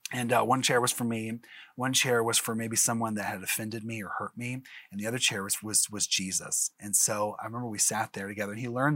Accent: Springfield, Missouri, United States; I'm from Springfield, Missouri, and I'm actually a broadcaster out there

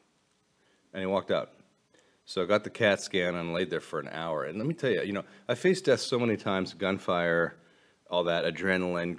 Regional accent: United States; now in Colorado, United States; I'm an American

